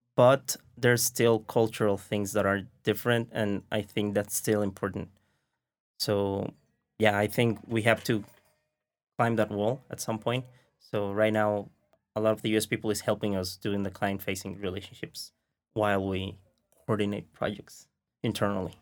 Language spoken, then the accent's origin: English; Mexico; English is a second language; we are from Mexico